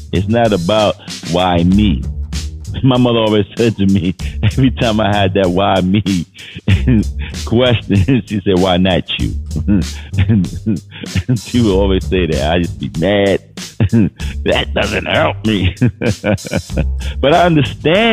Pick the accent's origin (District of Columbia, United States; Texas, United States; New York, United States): New York, United States; New York City; I grew up in New York City, so Times Square was like regular for me